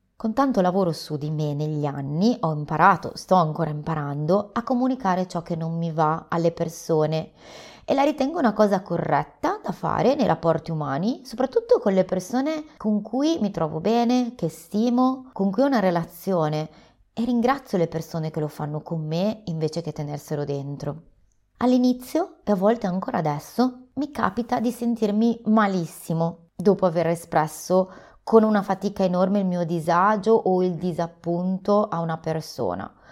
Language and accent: Italian; Liguria, Italy; Sono ligure